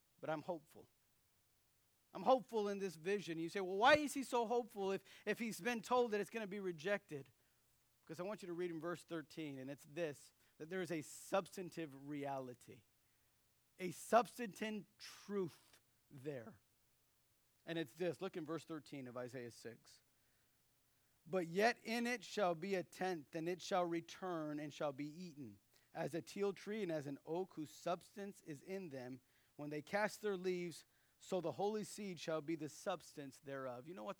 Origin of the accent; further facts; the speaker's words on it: United States; being an American citizen